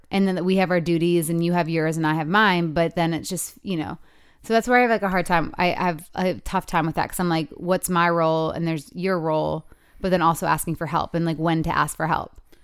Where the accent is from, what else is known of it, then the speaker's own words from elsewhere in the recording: Michigan, United States; 'cause it's my hometown